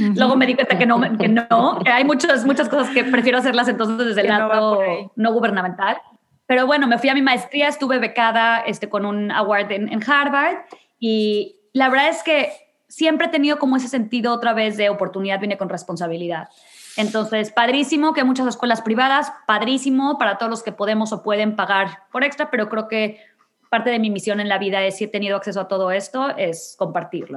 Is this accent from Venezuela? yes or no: no; Monterrey, Nuevo León, Mexico; moved away as an adult; now in Houston, United States; tuve la fortuna de nacer en una familia en Monterrey en donde nunca me faltó nada